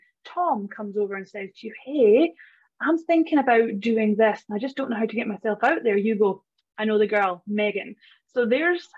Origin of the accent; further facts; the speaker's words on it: Scottish Highlands, Scotland, United Kingdom; moved away as an adult; now in Australia; I am Scottish. Yes, from the Highlands